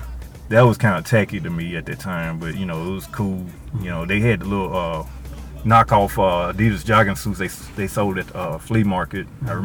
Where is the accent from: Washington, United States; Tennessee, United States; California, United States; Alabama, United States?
Tennessee, United States; Nashville; born or raised there